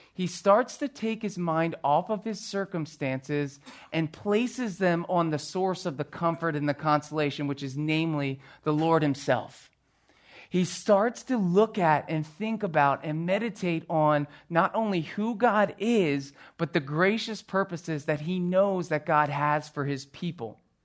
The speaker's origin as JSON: {"language": "English", "town": "Philadelphia", "region": "Pennsylvania", "country": "United States", "tie": "born or raised there", "said": "growing up on the East Coast and in the Philadelphia area"}